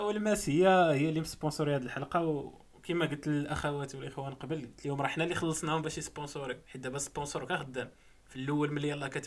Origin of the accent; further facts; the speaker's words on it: Morocco; حنا مغاربه